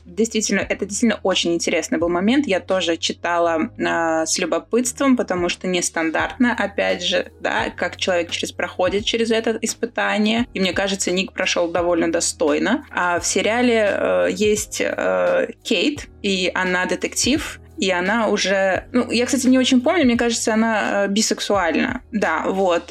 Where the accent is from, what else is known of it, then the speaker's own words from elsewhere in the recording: Riga, Latvia; я же из Риги